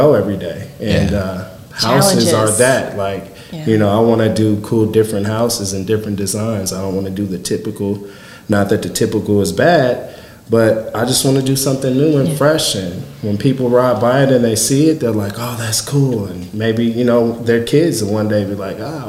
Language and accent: English; Marion, Illinois, United States; moved away as an adult; Mine are here in Marion, and I just wanted to do some cool stuff in my hometown